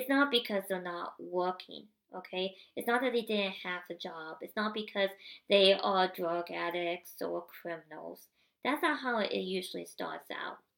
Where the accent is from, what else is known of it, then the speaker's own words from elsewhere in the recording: Indiana, United States; moved away; my home state that I grew up